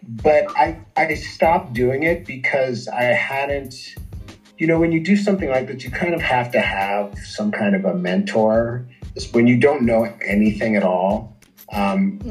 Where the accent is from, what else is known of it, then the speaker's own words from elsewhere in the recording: Washington, District of Columbia, United States; moved away as an adult; now in Brasilia, Brazil; I am from Washington D.C., the capital